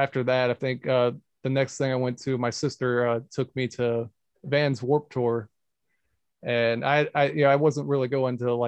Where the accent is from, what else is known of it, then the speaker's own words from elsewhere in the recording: Augusta, Georgia, United States; also born or lived in Jacksonville; I was born in Jacksonville, but I didn't really live there. I was pretty much raised here in Augusta